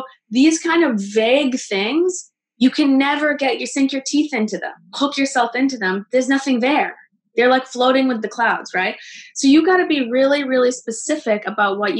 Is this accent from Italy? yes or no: no; Canada; now in Los Angeles, United States; I came down to Los Angeles. I'm Canadian